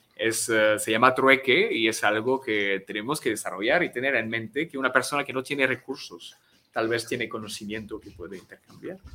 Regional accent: France; first language French; Spanish is a second language; moved away as an adult; now in Mexico; aquí en México llevo cinco años enseñando mi idioma

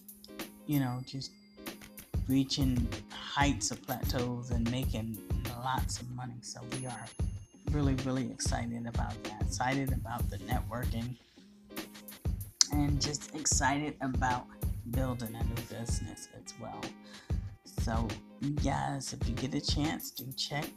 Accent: United States; the American people

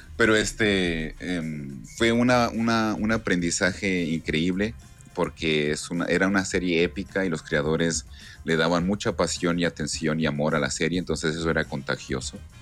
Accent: Ensenada, Baja California, Mexico; soy de Ensenada, soy de Ensenada, Baja California.

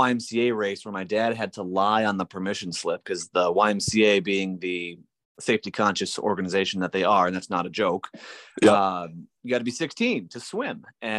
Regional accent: Wisconsin, United States; also born or lived in New Hampshire / Texas; I was born in Wisconsin. Moved around quite a bit. My dad worked for a paper company, and so we moved up to northern Wisconsin, out to New Hampshire, back to Wisconsin, and then I went to Texas.

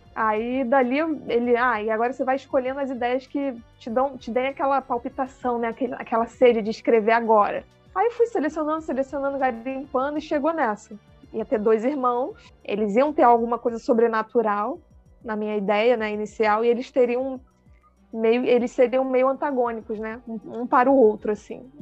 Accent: Rio de Janeiro, Brazil; accent: carioca; moved away as an adult; now in Pelotas, Brazil; Sou carioca e hoje estou situada, né? Residindo no Rio Grande do Sul, em Pelotas

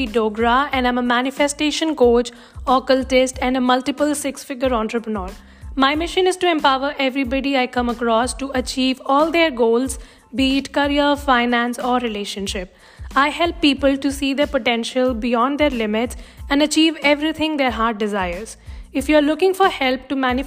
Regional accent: South India, India; now in Jammu, India; being born and brought up in South India

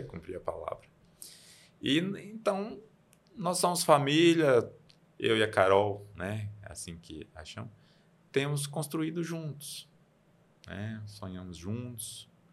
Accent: Campina Verde, Minas Gerais, Brazil; now in Unaí, Brazil; eu sou de Campina Verde, é Pontal do Triângulo, mas um pouquinho mais que é um distrito, Honorópolis

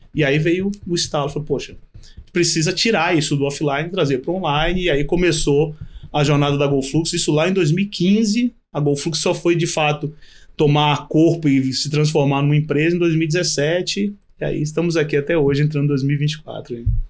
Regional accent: Bahia, Brazil; Eu sou baiano

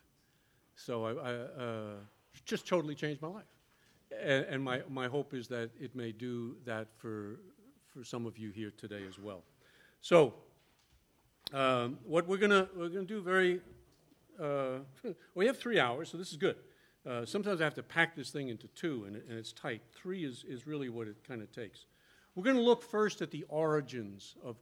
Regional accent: New York City, New York, United States; moved away; also born or lived in the South; I was born in New York City

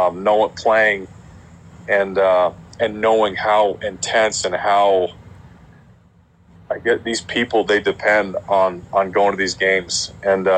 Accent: Alaska, United States; I'm from Alaska. I come from a small town.

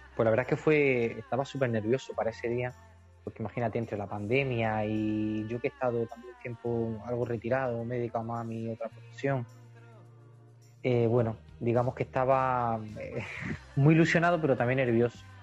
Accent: Fiñana, Andalusia, Spain; somos una banda compuesta por cuatro chicos de Fiñana, de mi pueblo, de Almería.

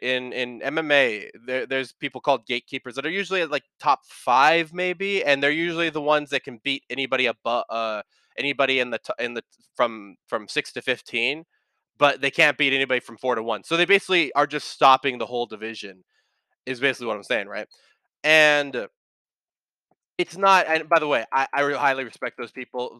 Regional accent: United States; you maybe see me, Johnny, and Michael as American

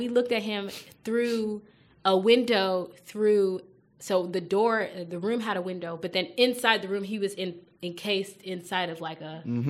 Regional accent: Nigeria; being Nigerian and being in a Nigerian community

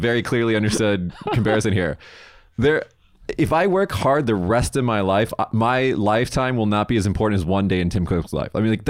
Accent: Las Vegas, Nevada, United States; moved away as an adult; now in Japan; I'm from Vegas.

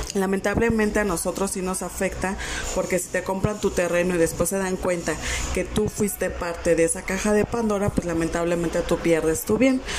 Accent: Mexico; A nosotros como mexicanos

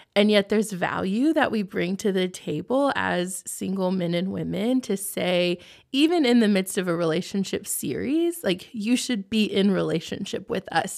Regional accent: Texas, United States; moved away as an adult; also born or lived in Oklahoma; now in Lancaster, United States; I'm born and raised in Texas, so I still call it home

